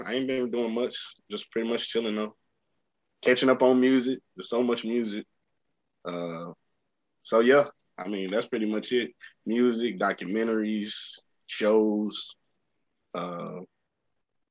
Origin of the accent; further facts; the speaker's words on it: Dallas, Texas, United States; moved away as an adult; I'm from Dallas, but it's like I kind of left starting my adulthood in my early 20s